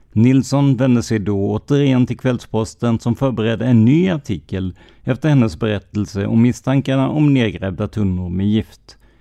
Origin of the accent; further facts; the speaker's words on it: Rödeby, Blekinge, Sweden; byn jag kommer ifrån, Rödeby i Karlskrona kommun, har cirka 3500 invånare och det kändes ändå som en liten ort att växa upp i.